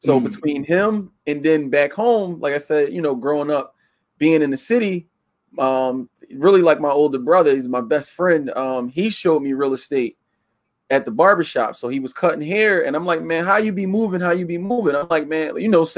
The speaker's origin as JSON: {"language": "English", "area": "Yeadon", "region": "Pennsylvania", "country": "United States", "tie": "born or raised there", "also_born_or_lived": "Philadelphia, Pennsylvania", "said": "Philadelphia, grew up in Yayton. So I'm a suburb city kid mixed in one"}